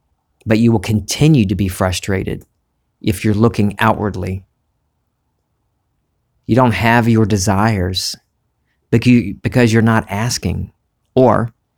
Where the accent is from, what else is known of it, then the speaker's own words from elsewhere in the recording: the South, United States; accent: Southern; I started in high school for some reason trying to get rid of my Southern accent.